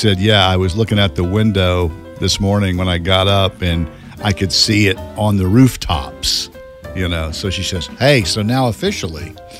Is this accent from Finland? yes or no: no; Galax, Virginia, United States; moved away; And you end up Galax, my hometown.